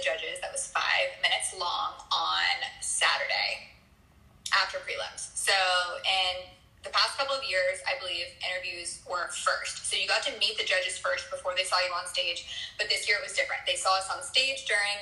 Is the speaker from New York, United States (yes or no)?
no; Montana, United States; from Montana